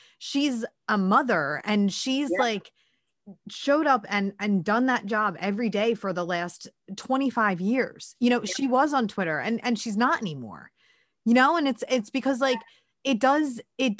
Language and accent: English; Philadelphia, Pennsylvania, United States; I'm Irish and from Northeast Philly